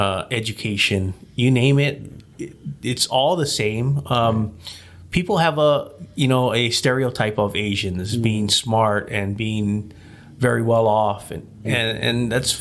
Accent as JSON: {"language": "English", "region": "Hawaii", "country": "United States", "tie": "born or raised there", "moved": "yes", "lives_now": "Las Vegas, United States", "said": "I was born and raised in Hawaii"}